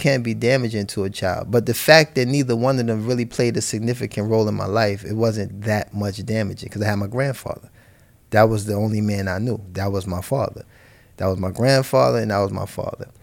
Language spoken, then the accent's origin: English; New York City, New York, United States; moved away; also born or lived in California; I was born and raised in Harlem, you know, Saint Luke's Hospital